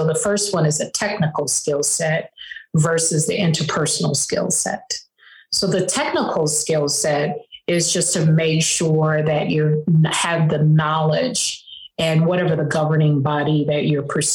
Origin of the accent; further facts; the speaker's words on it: Chicago, Illinois, United States; moved away as an adult; also born or lived in East Coast; I am from Chicago, but I spent a lot of time on the East Coast in intercollegiate athletics